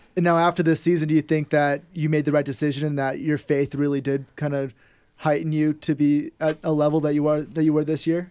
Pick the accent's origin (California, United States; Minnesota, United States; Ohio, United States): California, United States; Bay Area; I'm from the Bay Area